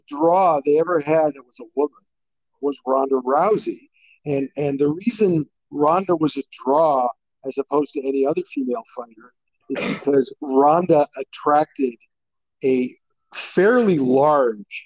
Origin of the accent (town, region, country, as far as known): Canada